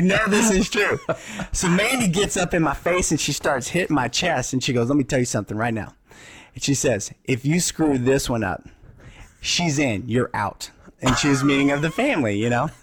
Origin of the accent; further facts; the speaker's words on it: Texas, United States; moved away; I was from Texas